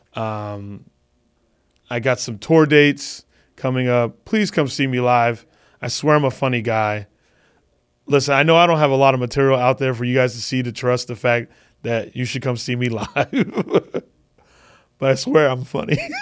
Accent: Phoenix, Arizona, United States; moved away; I'm doing a one-nighter in Phoenix in the hometown

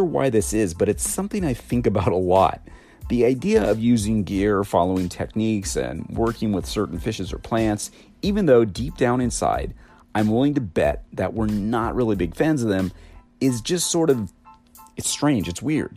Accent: United States; I'm American and we use inches instead of metric

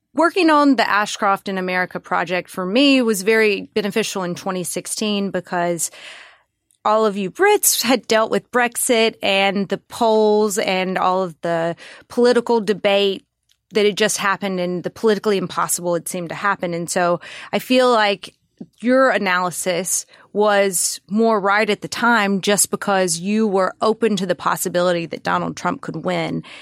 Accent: Mississippi, United States; my lovely home state

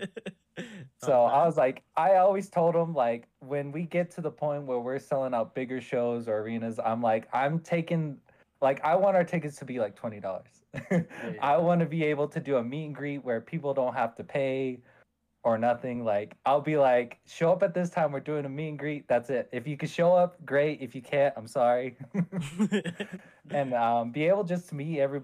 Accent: Gallup, New Mexico, United States; also born or lived in Flagstaff, Arizona; from my childhood and my experiences in Gallup

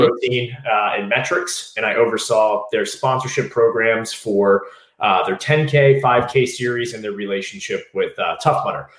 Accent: Southeast Virginia, United States; moved away as an adult; also born or lived in Washington, District of Columbia, United States / Norwalk, Connecticut; I was from Southeast Virginia.

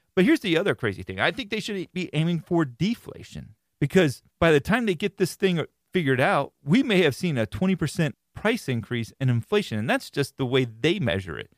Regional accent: Florida, United States; I am born and raised in Florida

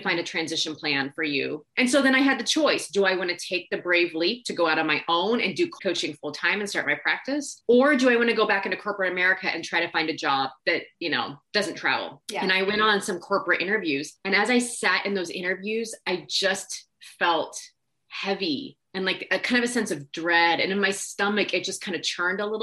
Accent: Nebraska, United States; I grew up in Nebraska

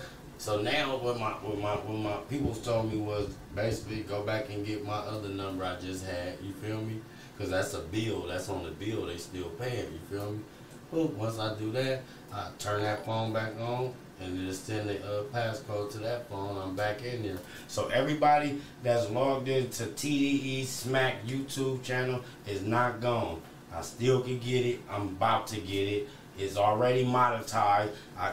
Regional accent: Atlanta, Georgia, United States; Milk, am I allowed in that hood? I'm from Atlanta.

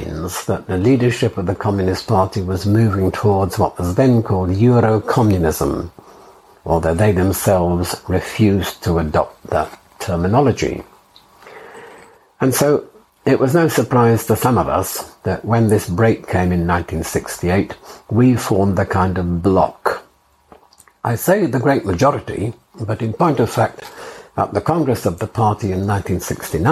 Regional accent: Lancaster, North West England, United Kingdom; moved away as an adult; also born or lived in Oxford / Berlin; I was born in Lancaster, northwest England, in March 1930

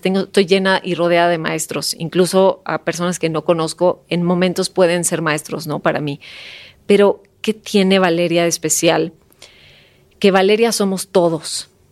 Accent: Sonora, Mexico; moved away as an adult; now in Mexico City, Mexico; yo soy sonorense, yo nací en un pueblito en Sonora y eh, a los 20 años me vine a la Ciudad de México

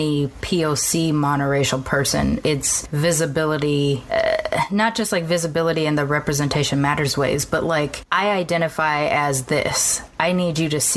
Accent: Southern California, United States; I grew up down here in Southern California

